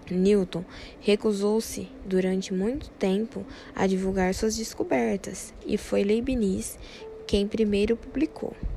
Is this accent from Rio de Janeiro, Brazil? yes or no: no; Americana, São Paulo, Brazil; Sou de Americana, interior de São Paulo